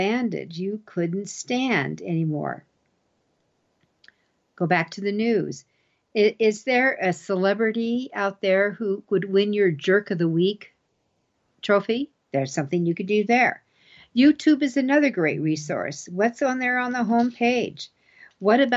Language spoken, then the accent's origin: English; Colorado, United States; my home state's Colorado.